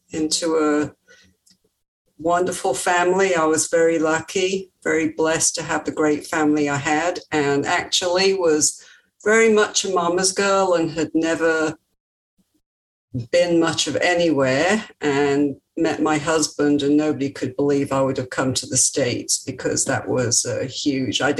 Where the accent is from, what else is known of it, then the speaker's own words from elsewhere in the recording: England, United Kingdom; moved away; Very, very different from here. And of course, I grew up in the era of children should be seen and not heard, and typical British at that time.